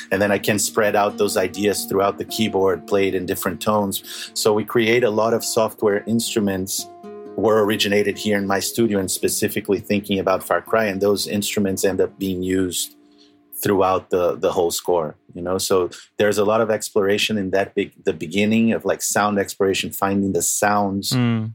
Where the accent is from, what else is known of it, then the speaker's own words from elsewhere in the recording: Rio de Janeiro, Brazil; moved away; also born or lived in Argentina; I'm from Brazil